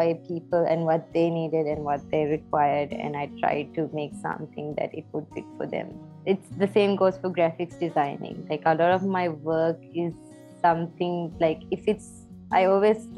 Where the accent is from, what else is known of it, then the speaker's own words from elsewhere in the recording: Maldives; moved away as an adult; now in Sri Lanka; Maldives because it's my home country and I love it